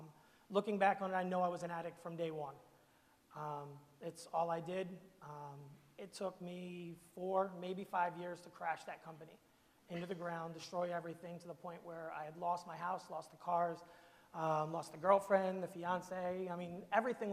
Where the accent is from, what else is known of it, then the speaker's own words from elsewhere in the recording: Camden, New Jersey, United States; I'm from Camden, New Jersey